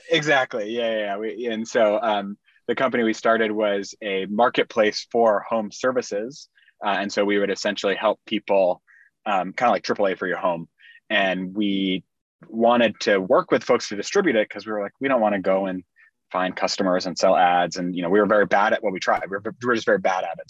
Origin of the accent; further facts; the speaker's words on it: Indiana, United States; moved away as an adult; also born or lived in Bay Area, California; I grew up in Indiana, um, small town Indiana